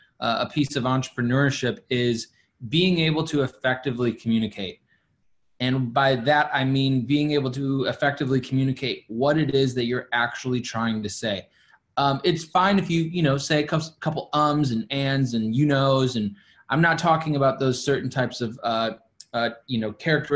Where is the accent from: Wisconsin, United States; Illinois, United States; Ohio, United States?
Wisconsin, United States; Milwaukee; moved away as an adult; also born or lived in Virginia / Dallas, Texas / New Jersey / New York City; I'm right now currently sitting in my hometown where I was born and raised. I spent 21 years here in Milwaukee, Wisconsin